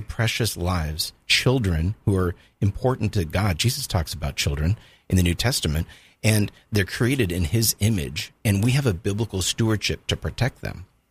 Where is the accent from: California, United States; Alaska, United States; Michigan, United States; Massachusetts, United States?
California, United States; Southern; moved away as an adult; also born or lived in Louisville, Kentucky; now in Jacksonville, United States; I spent most of my life growing up in Southern California